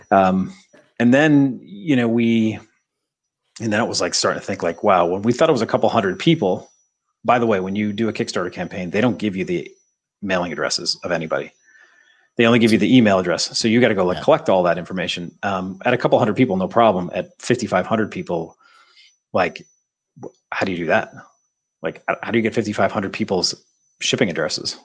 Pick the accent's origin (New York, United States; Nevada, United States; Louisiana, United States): New York, United States; Saranac Lake; now in Southern California, United States; I grew up in Saranac Lake, New York, right next to Lake Placid